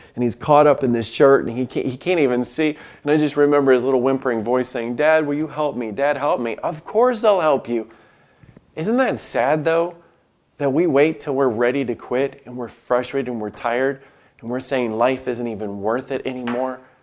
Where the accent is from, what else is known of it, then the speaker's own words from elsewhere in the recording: Alabama, United States; moved away; I grew up in Alabama